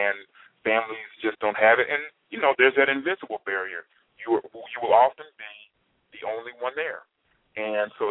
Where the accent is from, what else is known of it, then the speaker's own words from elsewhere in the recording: Spartanburg, South Carolina, United States; I'm from Spartanburg